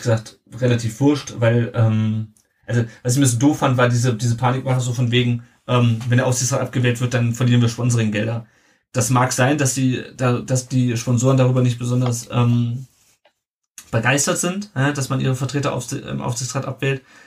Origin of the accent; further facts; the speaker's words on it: Southern Hesse, Germany; wir kommen beide aus Südhessen